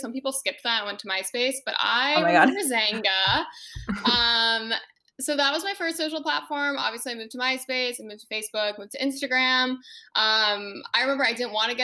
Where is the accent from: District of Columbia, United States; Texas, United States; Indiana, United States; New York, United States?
District of Columbia, United States; Washington; moved away as an adult; now in Los Angeles, United States; I'm originally from the Washington, D.C. area